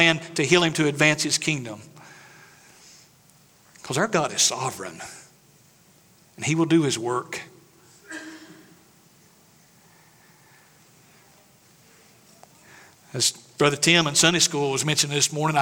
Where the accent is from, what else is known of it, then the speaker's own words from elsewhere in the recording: East Tennessee, United States; moved away; I'm from East Tennessee. We got mountains.